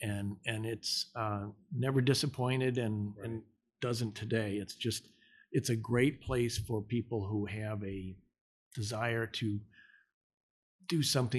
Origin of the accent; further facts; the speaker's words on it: Michigan, United States; moved away as an adult; now in Dallas, United States; growing up in Michigan, as much as I love my home state, it was an auto state.